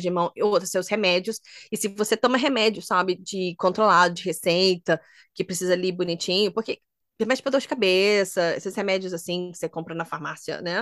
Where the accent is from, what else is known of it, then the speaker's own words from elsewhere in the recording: Minas Gerais, Brazil; moved away; eu sou de Minas